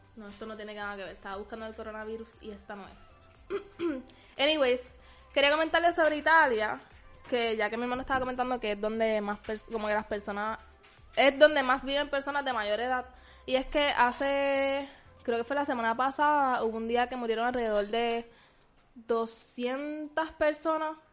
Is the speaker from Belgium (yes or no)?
no; Puerto Rico; somos los puertorriqueños bien amorosos, bien pegajosos